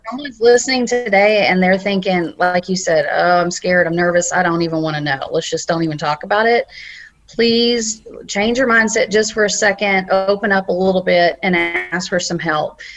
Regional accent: South Carolina, United States; moved away; I'm from South Carolina

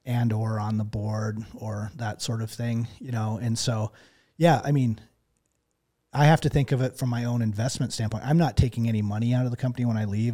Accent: Texas, United States; moved away; growing up in Texas

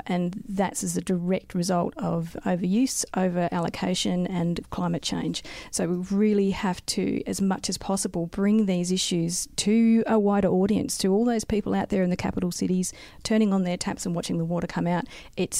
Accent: South Australia, Australia; So I grew up in South Australia, moved away and became a geologist

